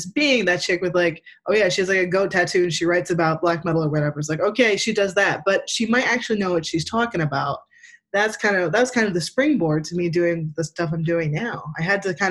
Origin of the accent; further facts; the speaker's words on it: Pine Barrens, New Jersey, United States; moved away as an adult; also born or lived in Brooklyn, New York; now in Philadelphia, United States; I'm from the Pine Barrens